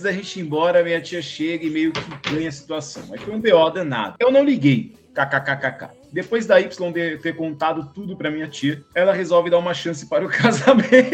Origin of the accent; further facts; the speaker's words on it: São Paulo, Brazil; que sou paulista